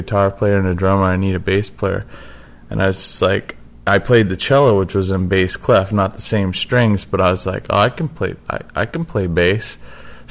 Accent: Mesa, Arizona, United States; moved away; I grew up in Mesa, Arizona

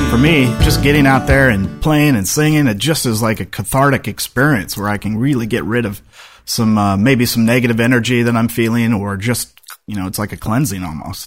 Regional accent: Seattle, Washington, United States; moved away as an adult; I grew up in Seattle

